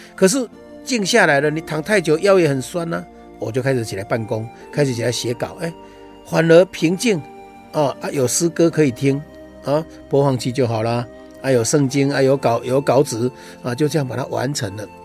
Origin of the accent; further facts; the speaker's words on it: Taiwan; 我们台湾话说